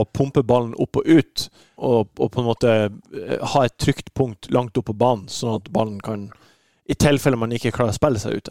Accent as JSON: {"language": "Norwegian", "town": "Bodø", "region": "Nordland", "country": "Norway", "tie": "born or raised there", "moved": "yes", "lives_now": "Oslo, Norway", "said": "når jeg var i, i Nordland og liten gutt"}